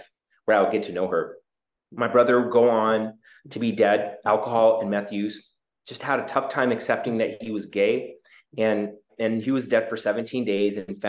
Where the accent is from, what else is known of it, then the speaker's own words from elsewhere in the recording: Juneau, Alaska, United States; moved away; also born or lived in Seattle, Washington / Mangalore, India; I was born in Juneau, immigrant parents from South India